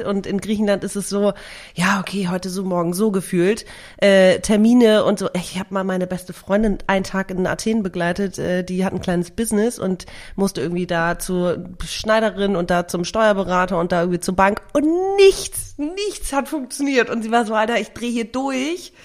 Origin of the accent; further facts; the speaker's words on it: Germany; also born or lived in Greece / Sicily; damit bin ich halt aufgewachsen. Also neben mhm. Deutschland natürlich